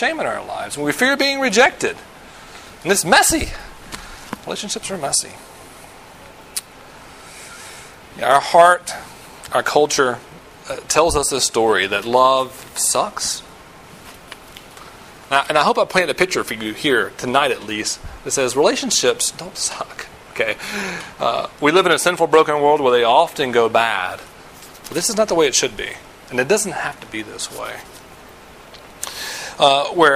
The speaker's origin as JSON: {"language": "English", "region": "the South", "country": "United States", "tie": "born or raised there", "said": "I'm from the South. I grew up in the South."}